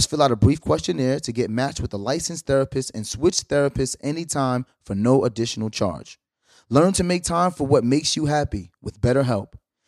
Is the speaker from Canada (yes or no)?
no; Brooklyn, New York, United States; I know I'm from Brooklyn.